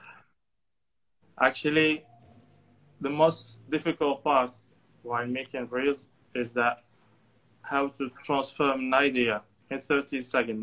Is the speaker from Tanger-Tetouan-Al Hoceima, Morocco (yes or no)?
yes; Tangier, Tanger-Tetouan-Al Hoceima, Morocco; also born or lived in Ankara, Turkey; I'm from Tangier